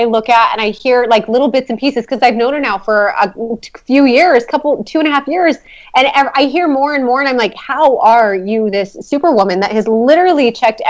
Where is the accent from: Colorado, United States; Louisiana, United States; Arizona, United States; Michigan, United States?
Arizona, United States; Mesa; also born or lived in Flagstaff; So I was born in Flagstaff, okay. But when I was 5 years old, my family moved here to Mesa.